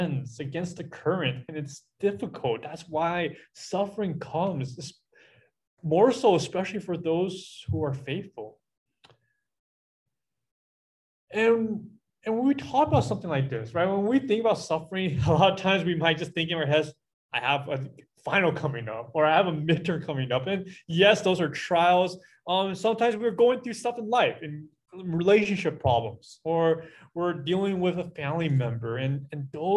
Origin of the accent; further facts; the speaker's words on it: United States; as American Christians